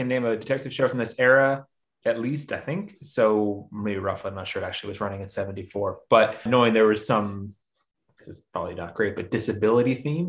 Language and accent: English; Washington, District of Columbia, United States; I'm also from Washington, DC